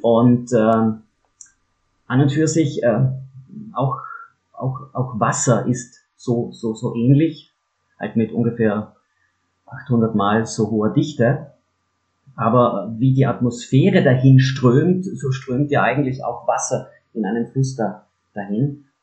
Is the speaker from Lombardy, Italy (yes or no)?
no; South Tyrol, near Merano, Trentino-Alto Adige, Italy; Ich bin ja gebürtiger Südtiroler, bin aufgewachsen in der Nähe von Meran